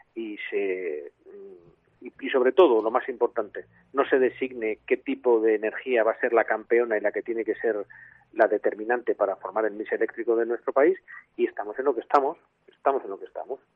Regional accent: Piedras Blancas, Asturias, Spain; ahora mismo estoy en, mi pueblo natal que es Piedras Blancas.

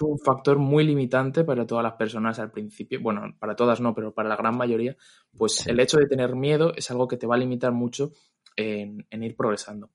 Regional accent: Madrid, Community of Madrid, Spain; soy de Madrid

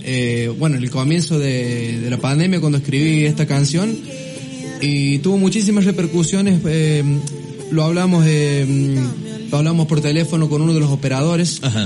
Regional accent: La Toma, San Luis, Argentina; La toma es mi vida

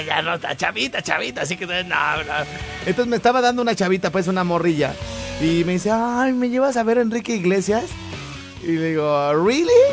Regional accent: Mexico; A pesar de haber eh, nacido en provincia

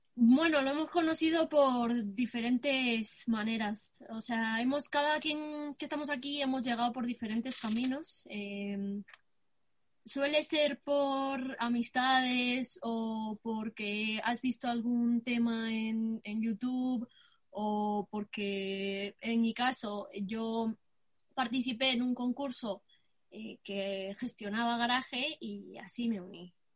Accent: Brazil; now in Spain; tengo 16 años y soy de Brasil.

